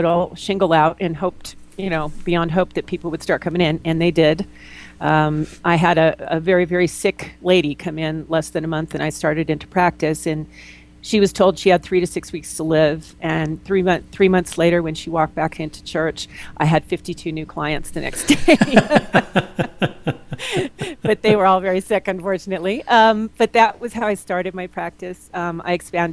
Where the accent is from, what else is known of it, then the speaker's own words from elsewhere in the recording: Los Angeles, California, United States; moved away as an adult; now in Durango, United States; I'm from Los Angeles originally, and I was in the film business at the time.